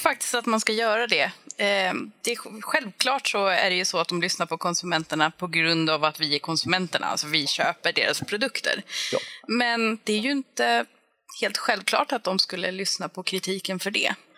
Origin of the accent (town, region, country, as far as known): Finland; now in Sweden